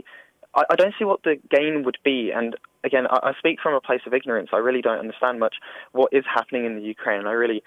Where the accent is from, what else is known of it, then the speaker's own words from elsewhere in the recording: United Kingdom; now in Edinburgh, United Kingdom; I've grew up in Britain